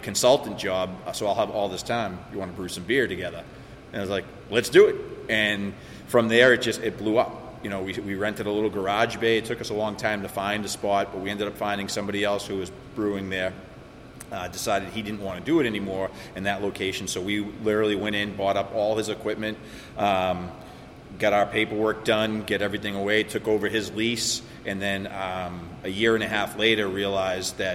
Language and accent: English; Dracut, Massachusetts, United States; I grew up in Dracut